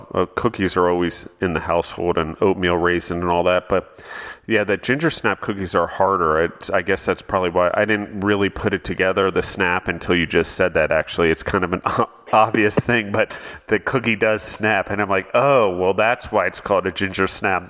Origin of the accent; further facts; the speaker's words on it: East Coast, United States; now in Colorado, United States; up north, I grew up on the East Coast